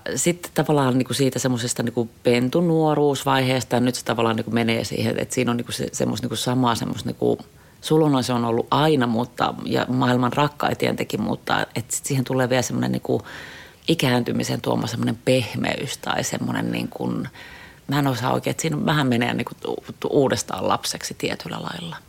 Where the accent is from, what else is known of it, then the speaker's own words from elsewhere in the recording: Helsinki, Uusimaa, Finland; Mä oon Helsingistä kotoisin, useamman polven helsinkiläinen